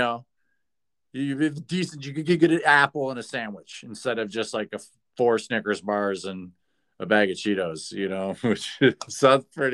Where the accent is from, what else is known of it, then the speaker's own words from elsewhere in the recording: Michigan, United States; I'm from Michigan